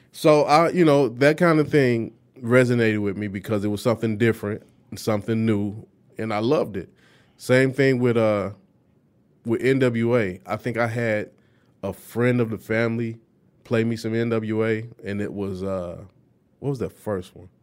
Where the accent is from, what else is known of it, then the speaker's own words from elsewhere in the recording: Detroit, Michigan, United States; grew up on the east side of Detroit.